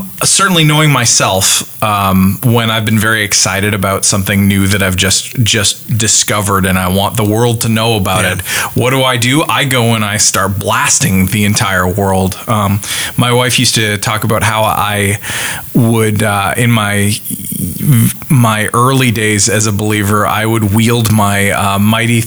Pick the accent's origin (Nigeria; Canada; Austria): Canada; moved away; me being a Canadian transplant